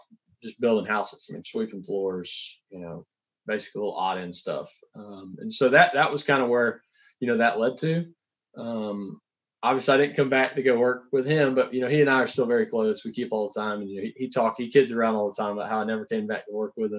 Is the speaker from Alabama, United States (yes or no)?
yes; Huntsville, Alabama, United States; I'm from Huntsville, Alabama, born and raised